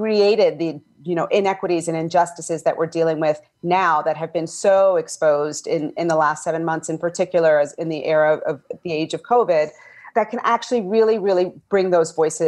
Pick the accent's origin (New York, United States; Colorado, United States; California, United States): New York, United States; New York City; I was born and raised in Bed-Stuy